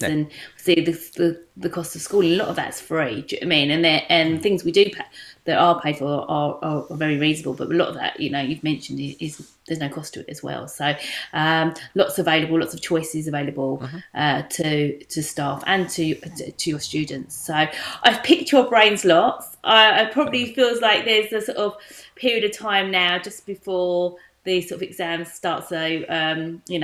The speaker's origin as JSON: {"language": "English", "area": "Essex", "region": "East of England", "country": "United Kingdom", "accent": "Essex", "said": "it's my Essex accent"}